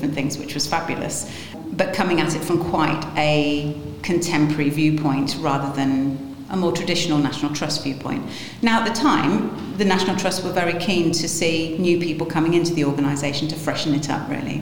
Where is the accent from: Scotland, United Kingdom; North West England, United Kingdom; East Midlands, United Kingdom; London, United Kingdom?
East Midlands, United Kingdom; Lincolnshire; now in Nottingham, United Kingdom; I was born in Lincolnshire